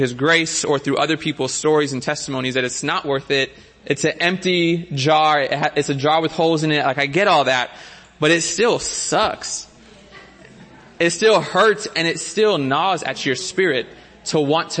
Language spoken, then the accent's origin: English; Miami, Florida, United States; now in San Diego, United States; As a city boy growing up in Miami, now living in San Diego